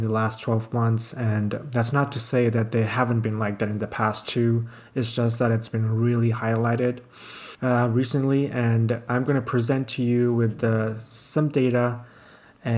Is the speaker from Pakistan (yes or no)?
yes; Pakistan; now in Canada; I'm in my hometown, Pakistan now. I usually live in Canada